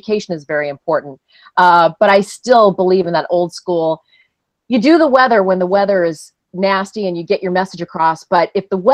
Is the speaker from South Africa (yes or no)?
no; Ottawa, Ontario, Canada; moved away; I'm from Canada where, you know, ice storms shut our city down for weeks. We had a big ice storm in Ottawa in the 90s